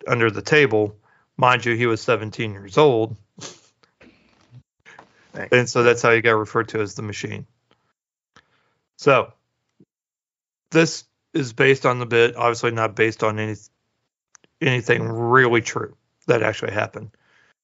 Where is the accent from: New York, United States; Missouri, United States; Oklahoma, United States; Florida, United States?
Missouri, United States; Springfield; moved away; my hometown, Springfield, Missouri